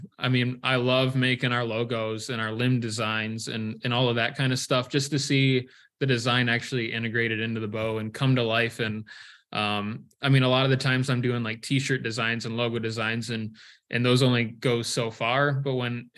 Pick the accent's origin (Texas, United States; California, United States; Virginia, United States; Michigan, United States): Michigan, United States; moved away as an adult; now in Iowa, United States; I was born and raised in Michigan